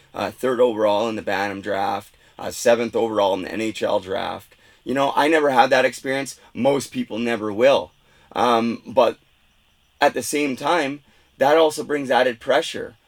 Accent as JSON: {"language": "English", "town": "Vancouver", "region": "British Columbia", "country": "Canada", "tie": "born or raised there", "said": "growing up in Vancouver"}